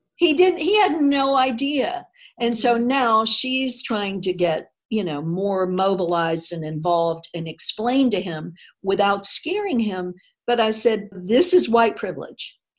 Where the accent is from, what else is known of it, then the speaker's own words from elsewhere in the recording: Tallahassee, Florida, United States; growing up in North mm-hmm. Florida, which was right near Alabama, and then in Tallahassee